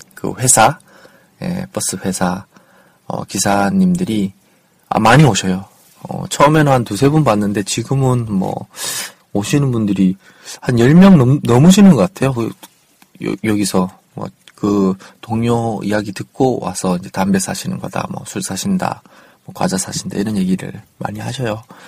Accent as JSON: {"language": "Korean", "region": "Daegu", "country": "South Korea", "tie": "born or raised there", "moved": "yes", "said": "원래 이제 고향이 대구잖아요. 대구에서 올라와서 4년 정도 이 아파트, 이 동네에서 살았는데"}